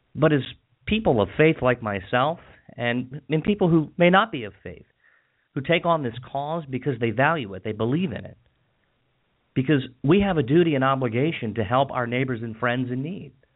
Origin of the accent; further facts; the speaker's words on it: Washington County, Maryland, United States; moved away as an adult; now in Montgomery County, Maryland, United States; I grew up in Washington County, and I lived there pretty much all of my life